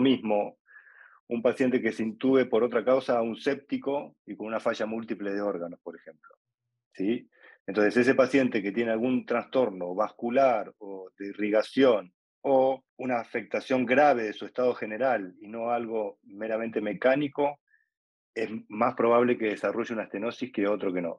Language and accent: Spanish; Buenos Aires, Argentina; soy de Buenos Aires, Argentina